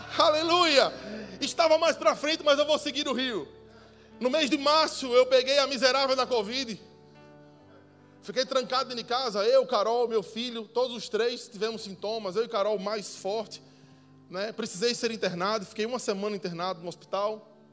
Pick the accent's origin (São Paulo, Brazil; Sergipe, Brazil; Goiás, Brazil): Sergipe, Brazil; moved away; eu não sou daqui, né? Sou de Sergipe.